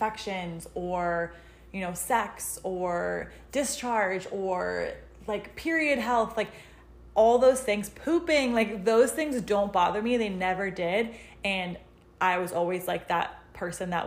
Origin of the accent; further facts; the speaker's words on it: Western Connecticut, United States; also born or lived in Newark, Delaware / West Hartford, Connecticut; I am from Connecticut. I'm from Western Connecticut